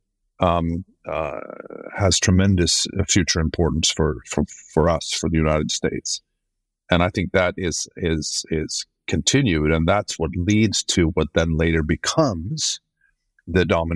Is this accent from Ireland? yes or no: no; Sweden; I'm from Sweden, which is where I'm sitting tonight